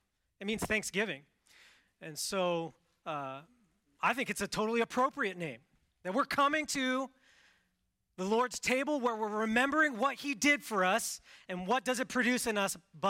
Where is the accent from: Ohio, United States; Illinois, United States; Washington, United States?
Washington, United States; I grew up in Washington State, the Pacific Northwest, so it's wet there.